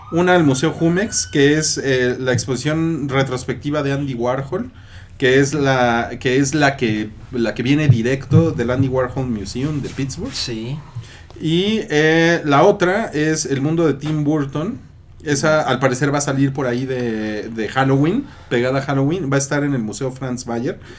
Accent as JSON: {"language": "Spanish", "town": "Guadalajara", "region": "Jalisco", "country": "Mexico", "said": "Porque soy tapatío."}